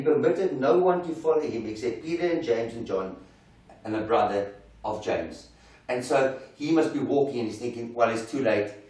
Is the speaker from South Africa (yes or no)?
yes; South Africa; As South African men